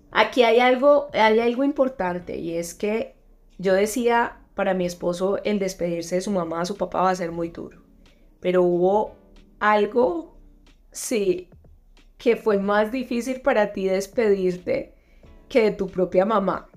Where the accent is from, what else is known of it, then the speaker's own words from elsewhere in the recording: Antioquia, Colombia; accent: paisa; moved away as an adult; now in Madrid, Spain; Ya no estoy en Colombia, no estoy en mi país